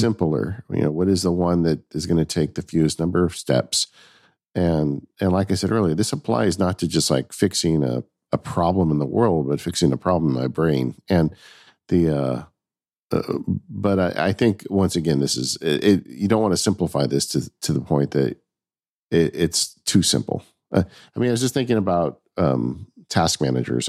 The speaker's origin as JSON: {"language": "English", "region": "Southern California", "country": "United States", "tie": "born or raised there", "said": "I grew up in Southern California."}